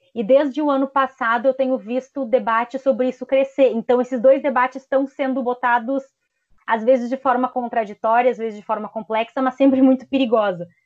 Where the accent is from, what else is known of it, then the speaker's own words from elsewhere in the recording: Brazil; nós, enquanto brasileiros